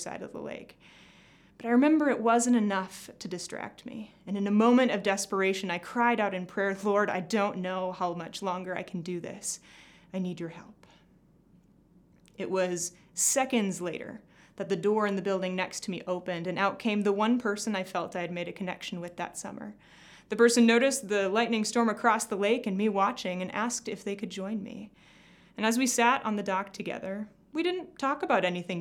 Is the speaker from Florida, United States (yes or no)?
no; Glenwood, Minnesota, United States; I grew up in Glenwood, Minnesota, the youngest of three children